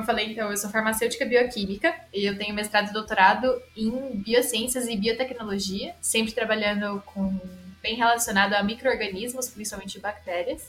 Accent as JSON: {"language": "Portuguese", "town": "Araraquara", "region": "São Paulo", "country": "Brazil", "tie": "born or raised there", "said": "eu literalmente cresci dentro da, da Unesp em Araraquara"}